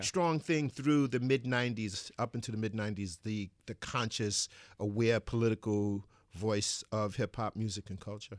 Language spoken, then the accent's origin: English; New York City, New York, United States; I grew up in Bed-Stuy, Brooklyn, Bedford-Stuyvesant section of Brooklyn